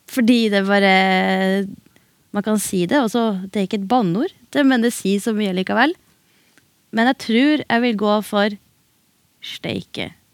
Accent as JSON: {"language": "Norwegian", "town": "Bodø", "region": "Nordland", "country": "Norway", "tie": "born or raised there", "also_born_or_lived": "Beiarn", "said": "Først så vokste jeg opp i Beiarn"}